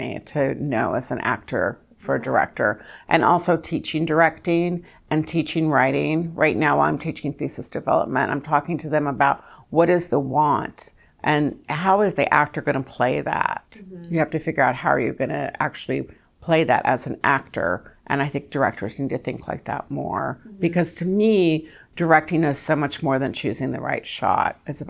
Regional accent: the South, United States; which I was really excited about doing that movie because I'm from the South

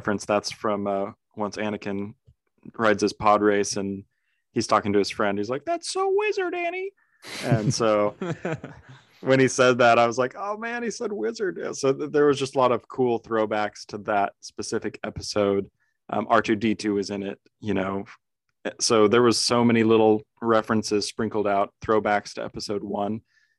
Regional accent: California, United States; one of the neighbors of my parents, the house that we grew up in Southern California, actually worked on The Mandalorian and Book of Boba Fett.

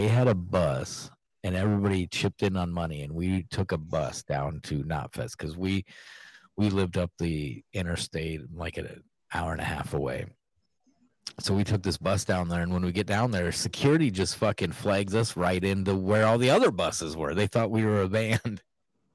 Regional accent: Iowa, United States; I'm from Iowa.

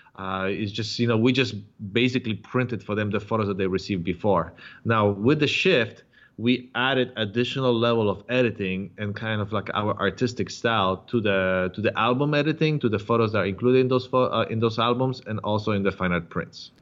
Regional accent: Warsaw, Masovian Voivodeship, Poland; now in San Diego, United States; I am uh, originally from Poland, from Warsaw

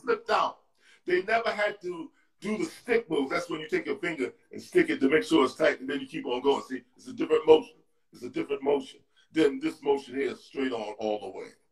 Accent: New York City, New York, United States; I was from 129th Street

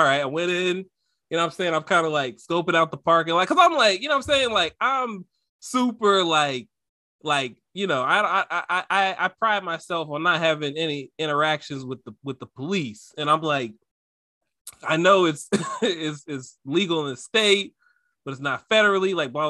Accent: North Carolina, United States; now in California, United States; I grew up in North Carolina

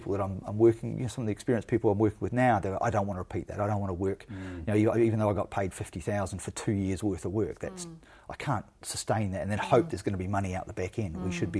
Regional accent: New Zealand; could only be provided by being a New Zealander or an Indigenous New Zealander.

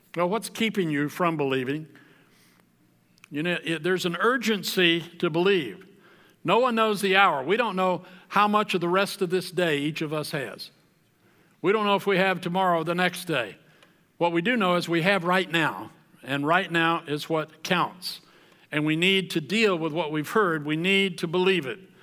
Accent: the South, United States; I grew up in the South where if you were born in the South, you were a believer

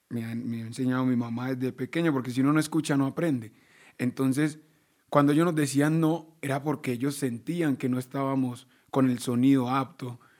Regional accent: Baudó, Chocó, Colombia; Yo vengo del Chocó, yo vengo de allá al Baudó, y allá se escucha es esto.

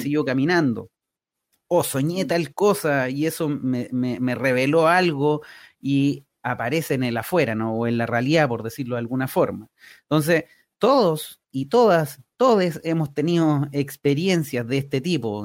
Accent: Talca, Maule, Chile; moved away as an adult; also born or lived in Concepción; now in San Pedro de la Paz, Chile; yo soy talquino

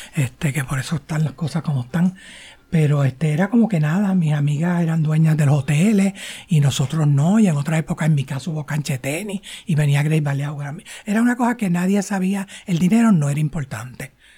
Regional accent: San Juan, Puerto Rico; yo nací en San Juan y me crié en San Juan

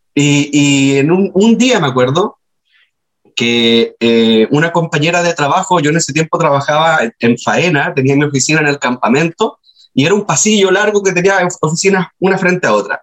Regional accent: Antofagasta, Chile; also born or lived in Cerro Moreno; yo crecí en Antofagasta

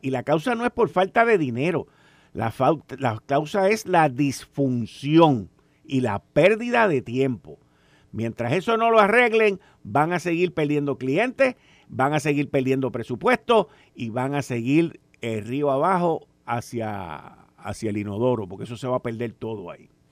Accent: Puerto Rico; nos describe a nosotros como boricuas y como puertorriqueños

